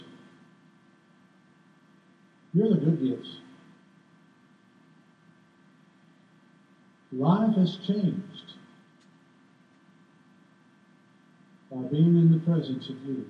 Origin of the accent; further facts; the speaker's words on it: California, United States; We grew up in California and we had the carousel there